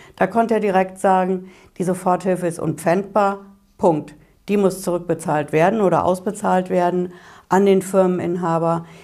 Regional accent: Hesse, Germany; bei uns in Hessen

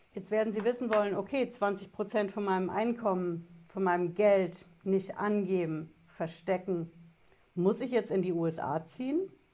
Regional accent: Germany; bei uns in Deutschland

